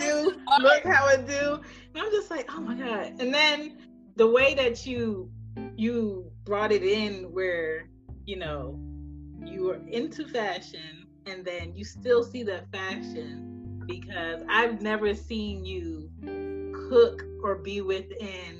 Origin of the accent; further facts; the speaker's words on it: Philadelphia, Pennsylvania, United States; I'm from Southwest Philly. Well, my parents are Jamaican